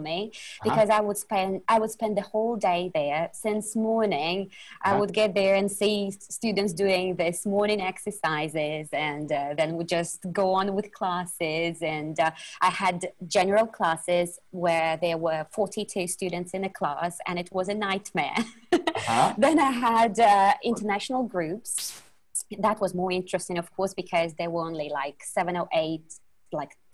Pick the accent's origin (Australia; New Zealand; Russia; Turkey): Russia; English is a second language; moved away as an adult; also born or lived in China / Vietnam; I'm Russian.